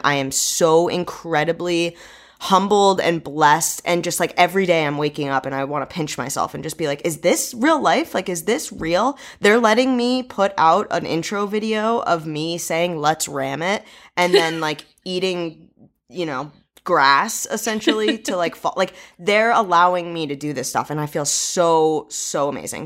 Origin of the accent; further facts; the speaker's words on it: New England, United States; moved away as an adult; also born or lived in University of New Hampshire / Los Angeles; I'm from New England